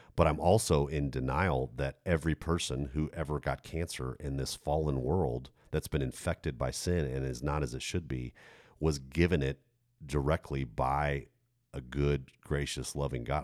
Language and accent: English; United States; I'm, I'm American.